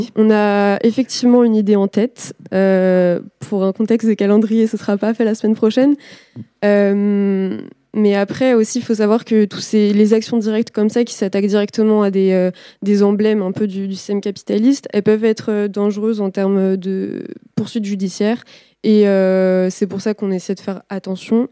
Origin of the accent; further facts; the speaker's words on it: Nantes, Pays de la Loire, France; Moi, je viens de Nantes